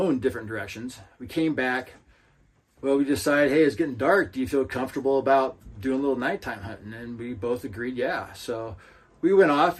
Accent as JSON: {"language": "English", "town": "Lewiston", "region": "Idaho", "country": "United States", "tie": "born or raised there", "said": "my hometown, Lewiston"}